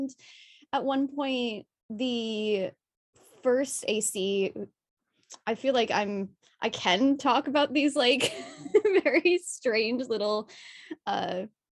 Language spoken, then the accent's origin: English; Toronto, Ontario, Canada; moved away as an adult; now in Vancouver, Canada; I'm originally from Toronto, currently living in Vancouver, going to Vancouver Film School